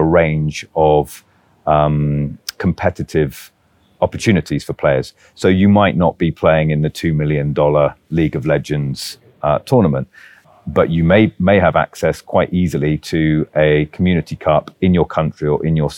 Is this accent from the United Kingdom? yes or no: yes; United Kingdom; moved away; So although I'm British, this is an Arabic, yeah, Arabic agency.